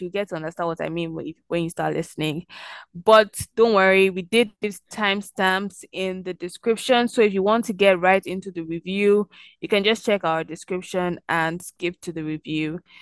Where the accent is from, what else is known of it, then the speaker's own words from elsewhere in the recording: Nigeria; we're Nigerian